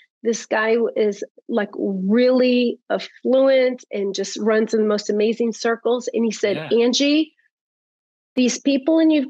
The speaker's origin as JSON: {"language": "English", "town": "Dallas", "region": "Texas", "country": "United States", "said": "I'm from Dallas"}